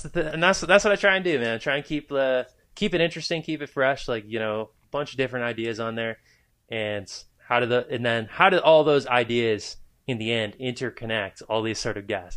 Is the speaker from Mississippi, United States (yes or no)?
no; New Hampshire, United States; I grew up in New Hampshire.